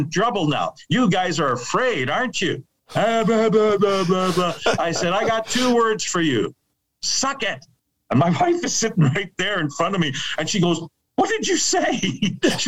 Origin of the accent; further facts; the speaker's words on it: Winnipeg, Manitoba, Canada; moved away as an adult; now in Saskatoon, Canada; growing up in Winnipeg, back in the 70s